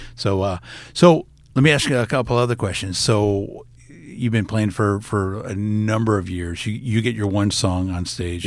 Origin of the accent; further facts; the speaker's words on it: Fort Lauderdale, Florida, United States; moved away as an adult; also born or lived in Gainesville, Florida; now in Iowa, United States; I grew up in Fort Lauderdale